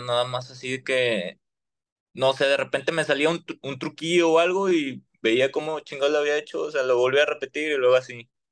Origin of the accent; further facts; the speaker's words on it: Monterrey, Nuevo León, Mexico; los que somos de Monterrey